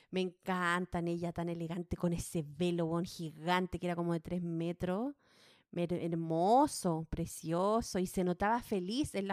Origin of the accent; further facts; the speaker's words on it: Chile; moved away; no tengo ningún problema con mi edad, así que puedo, puedo decirlo, cumplí 38 inviernos chilenos, porque acá estamos en verano.